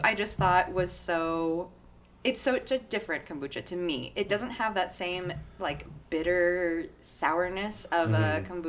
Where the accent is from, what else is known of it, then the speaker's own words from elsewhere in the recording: Colorado, United States; But I'm from Colorado.